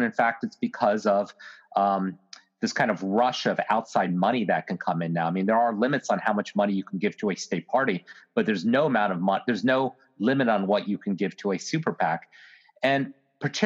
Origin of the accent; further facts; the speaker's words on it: Virginia, United States; my home state of Virginia